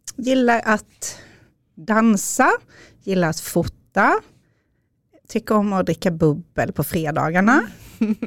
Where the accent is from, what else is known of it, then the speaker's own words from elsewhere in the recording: Småland, Sweden; accent: Småland dialect; now in Upplands Väsby, Sweden; Som ni har på dialekten så kommer jag från Småland. Men bor i Upplands Väsby med Micke, min man